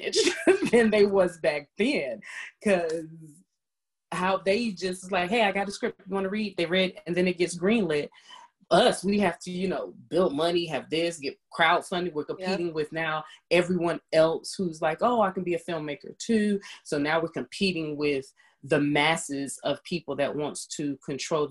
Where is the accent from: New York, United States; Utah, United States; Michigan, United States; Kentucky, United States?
New York, United States; New York City; I was raised in Queens.